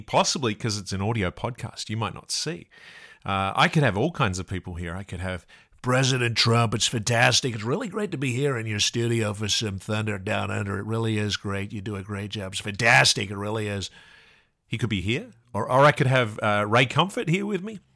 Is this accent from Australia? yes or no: yes; Australia; I'm from Australia